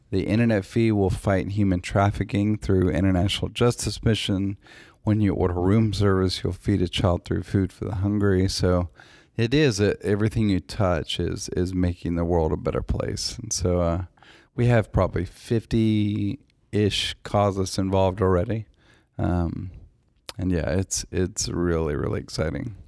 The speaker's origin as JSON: {"language": "English", "town": "Nashville", "region": "Tennessee", "country": "United States", "tie": "born or raised there", "also_born_or_lived": "Los Angeles", "moved": "as an adult", "said": "my hometown"}